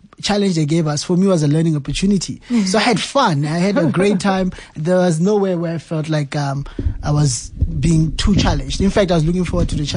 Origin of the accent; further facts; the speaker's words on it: Phuthaditjhaba, Free State, South Africa; moved away as an adult; now in Soweto, South Africa; I'm a boy from Kwakwa, recently moved to Soweto